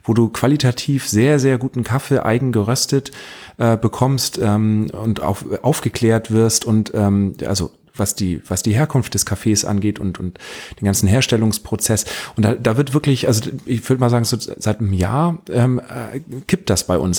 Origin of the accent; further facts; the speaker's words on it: Northern Germany, Germany; bei uns in Norddeutschland